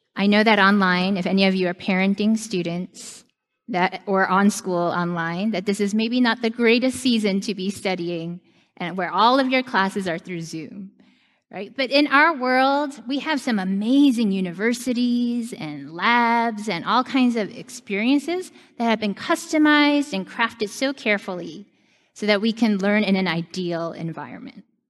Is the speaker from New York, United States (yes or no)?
yes; New York, United States; New York is my home my whole life